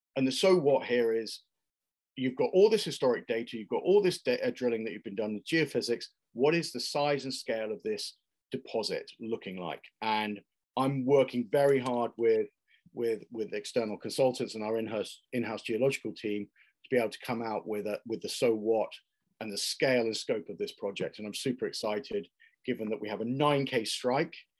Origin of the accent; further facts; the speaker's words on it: United Kingdom; also born or lived in Ireland; I'm, I'm British uh, and Irish by background